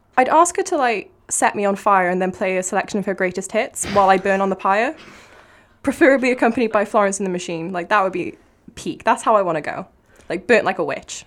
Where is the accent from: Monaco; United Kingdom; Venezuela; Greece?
United Kingdom; Cardiff, Wales; I am from Cardiff, in case my accent didn't give it away